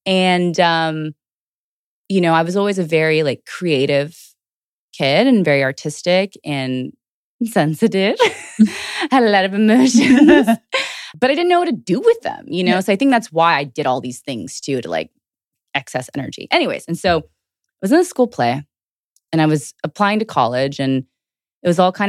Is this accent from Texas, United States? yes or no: yes; Houston, Texas, United States; also born or lived in Georgia; So I was born in Georgia originally and then raised in Houston, and I grew up my whole life in Houston.